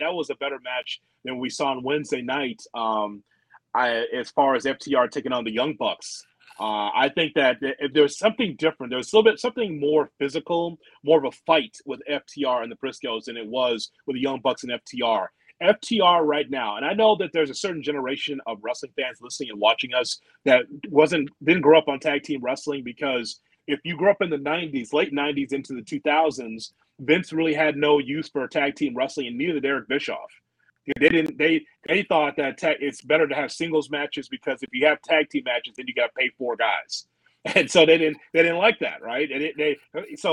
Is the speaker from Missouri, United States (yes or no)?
no; Chicago, Illinois, United States; I'm from Chicago